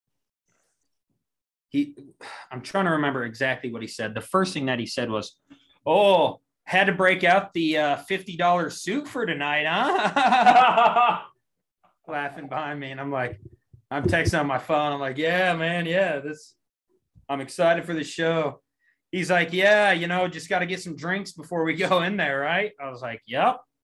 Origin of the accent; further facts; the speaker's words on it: Monette, Arkansas, United States; I come from Monette, tiny town